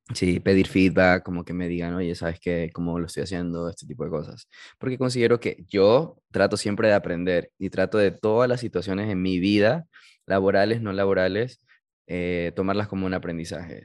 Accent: United States; moved away; yo viví mi niñez en Estados Unidos, estoy high school allá, y con el tiempo perdí el, el, idioma

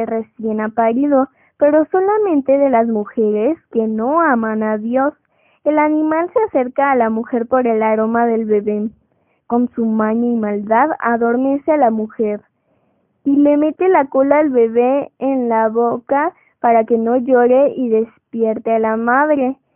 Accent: Mexico; tengo 10 años, curso el quinto año de primaria en el Colegio Aníbal Ponce y soy mexicana.

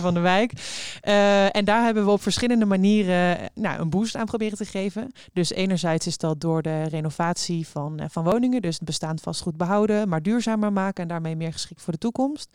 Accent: Eindhoven, North Brabant, Netherlands; now in Rotterdam, Netherlands; ik kom oorspronkelijk uit Eindhoven. Ik woon zelf in Rotterdam

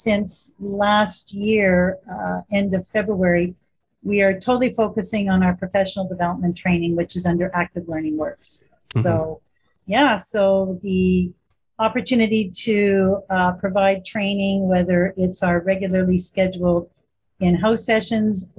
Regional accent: Winnipeg, Manitoba, Canada; I was born in Winnipeg, Manitoba, so I'm a homegrown girl

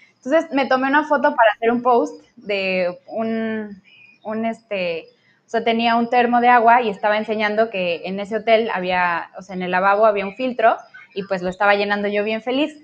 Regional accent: Querétaro, Mexico; moved away as an adult; now in Cancún, Mexico; yo soy de Querétaro, bueno, yo crecí en Querétaro

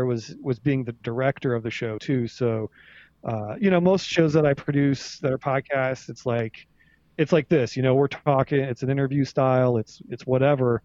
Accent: Ohio, United States; I'm from Ohio

